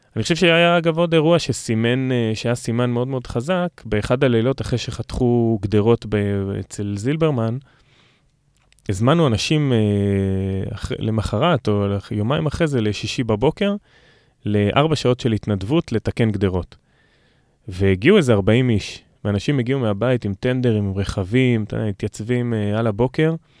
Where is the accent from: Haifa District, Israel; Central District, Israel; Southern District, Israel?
Southern District, Israel; Revivim; גדלתי ברביבים בנגב